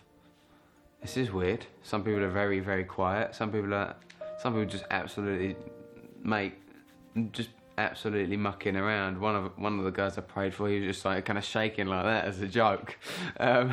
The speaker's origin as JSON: {"language": "English", "region": "London", "country": "United Kingdom", "moved": "as an adult", "lives_now": "Hastings, United Kingdom", "said": "I'm from London originally. I moved down to Hastings about 2.5 years ago."}